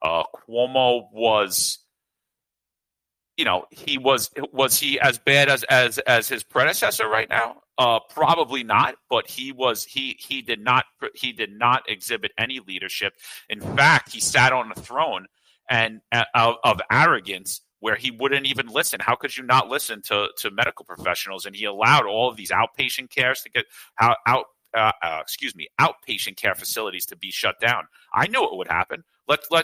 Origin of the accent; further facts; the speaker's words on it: New York City, New York, United States; growing up in New York City, growing up in Brooklyn